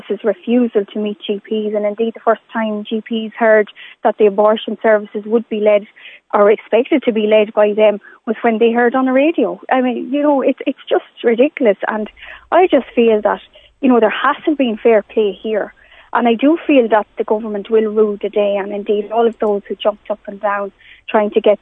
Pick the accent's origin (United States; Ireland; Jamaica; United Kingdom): Ireland; as an Irish politician and indeed as an Irish woman